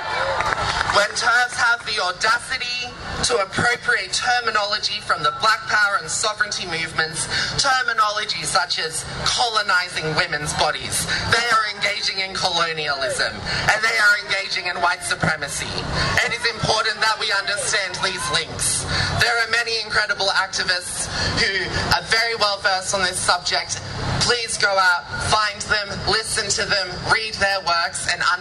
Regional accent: Darug Gundungurra country, New South Wales, Australia; I grew up on Darug Gundagaran country in New South Wales.

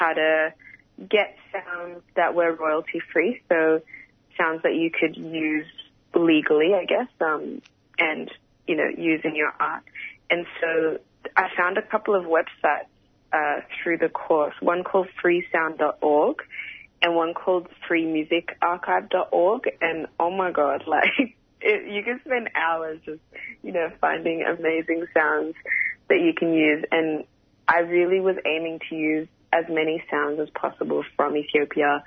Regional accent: Melbourne, Victoria, Australia; growing up in Australia

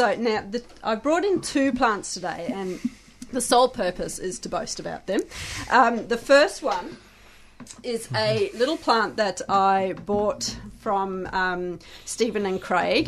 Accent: South Africa; moved away; I hail from South Africa originally

